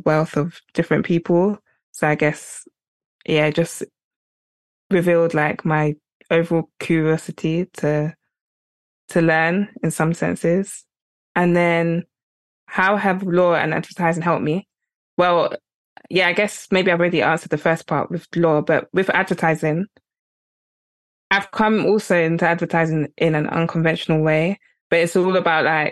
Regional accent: England, United Kingdom; I grew up in England

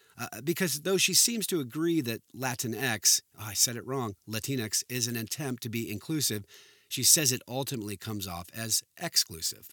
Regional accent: Southern California, United States; I grew up in Southern California

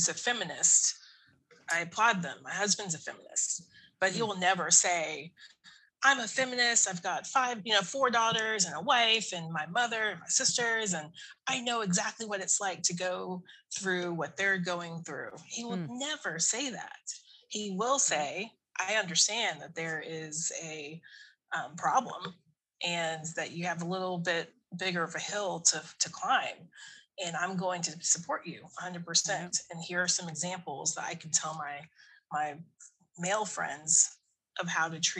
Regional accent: Tallahassee, Florida, United States; I was born and raised in the South, North Florida

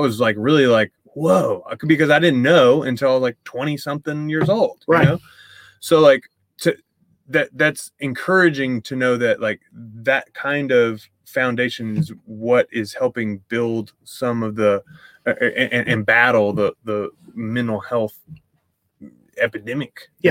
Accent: East Texas, United States; I grew up in East Texas

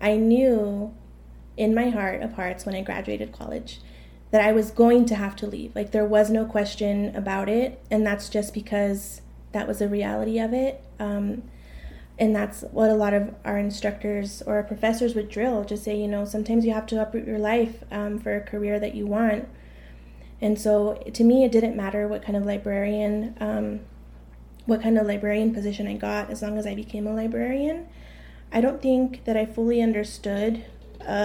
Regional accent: El Paso, Texas, United States; I was born and raised in El Paso.

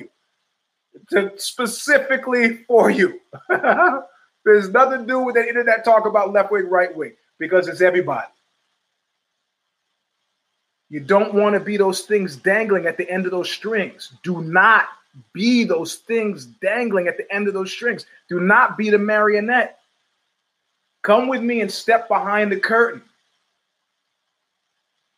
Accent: New York, United States; I grew up in New York in the 70s.

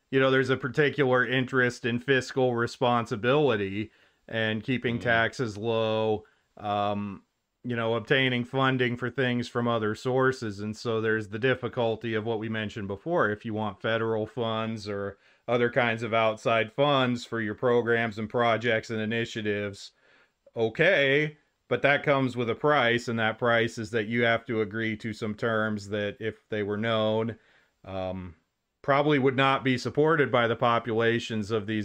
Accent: Wyoming, United States; born or raised there; moved away as an adult; now in South Dakota, United States

